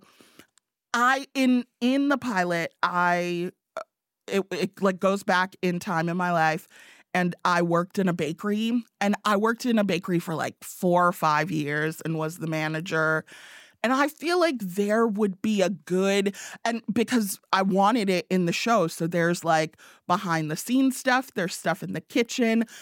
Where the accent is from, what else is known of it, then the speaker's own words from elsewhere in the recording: Evanston, Illinois, United States; moved away as an adult; also born or lived in Chicago; now in Kalamazoo, United States; I grew up in Evanston